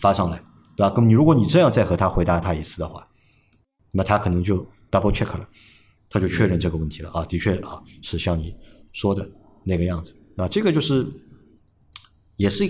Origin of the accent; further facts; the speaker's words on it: Shanghai, China; 哎呀，我讲上海话了，别的。